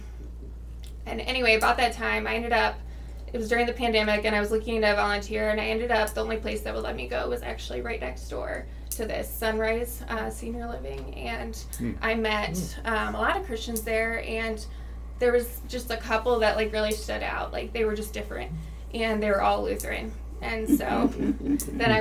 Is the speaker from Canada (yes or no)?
no; St. Peters, Missouri, United States; I grew up in St. Peter's